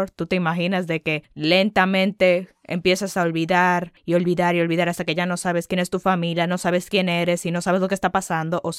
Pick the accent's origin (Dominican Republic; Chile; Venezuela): Dominican Republic; sí, soy dominicana, pero obviamente no hablo como una dominicana